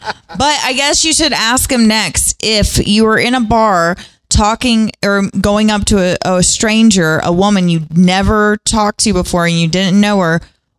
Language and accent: English; the South, United States